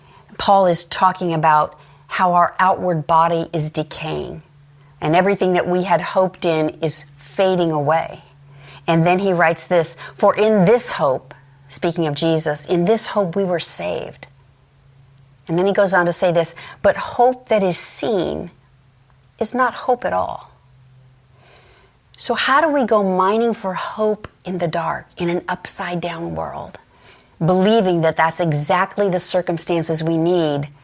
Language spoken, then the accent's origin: English; Los Angeles, California, United States; I grew up in Los Angeles